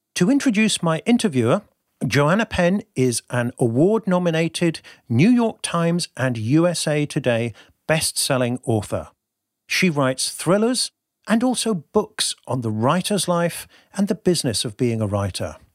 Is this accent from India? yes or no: no; Devon, South West England, United Kingdom; now in Bristol, United Kingdom; I currently live in Bristol, which is actually the big city compared to where I grew up, in rural Devon.